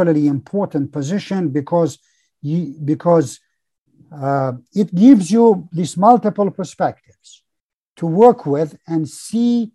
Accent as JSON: {"language": "English", "country": "Tajikistan", "tie": "born or raised there", "moved": "as an adult", "lives_now": "Canada", "said": "I'm Canadian, but I'm also Tajik Canadian. I have lived and grown there"}